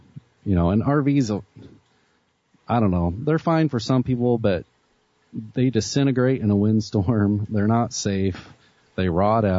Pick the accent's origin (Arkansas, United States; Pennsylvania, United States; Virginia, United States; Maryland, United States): Arkansas, United States; moved away; my mom's cousin owns a trucking outfit there in my hometown